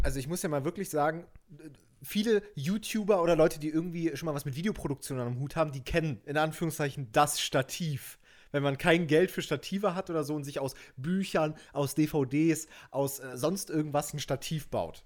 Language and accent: German; Germany; bin ich ein richtiger Deutscher